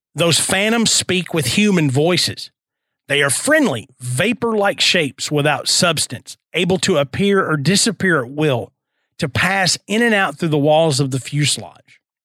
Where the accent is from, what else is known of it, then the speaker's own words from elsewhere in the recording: St. Louis, Missouri, United States; I'm from St. Louis